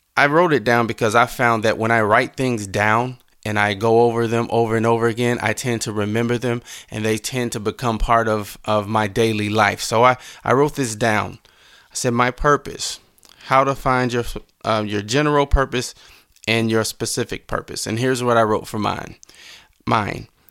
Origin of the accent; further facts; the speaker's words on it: Mounds, Illinois, United States; I grew up in Mounds, Illinois.